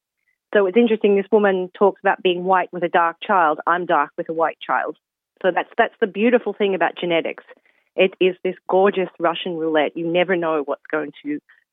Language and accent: English; Australia; now in Ireland; I'm Australian that grew up with a very white Australian family